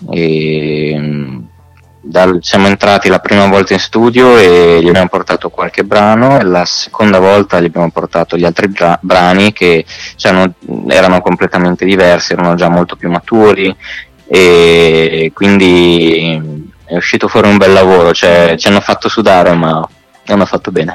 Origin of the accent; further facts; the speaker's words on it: Marche, Italy; moved away as an adult; now in Milan, Italy; sono marchigiano, uh-huh. eh, prima di andare a Milano abitavo nelle Marche